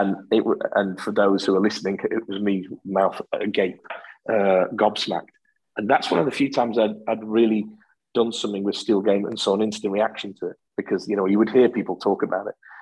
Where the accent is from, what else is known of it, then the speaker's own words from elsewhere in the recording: the north of England, United Kingdom; accent: northern; now in Scotland; I've lived here since 83. I've just kept my northern accent